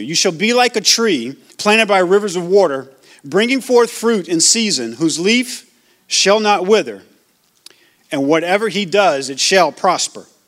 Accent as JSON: {"language": "English", "region": "Louisiana", "country": "United States", "tie": "born or raised there", "also_born_or_lived": "Georgia", "moved": "yes", "said": "I grew up, like I said, I grew up in Louisiana, grew up in Georgia."}